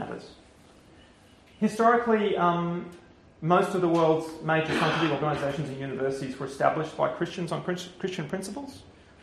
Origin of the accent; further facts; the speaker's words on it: Canberra, Australian Capital Territory, Australia; moved away as an adult; also born or lived in Oxford, United Kingdom; now in Perth, Australia; I grew up in Canberra, so I'm Australian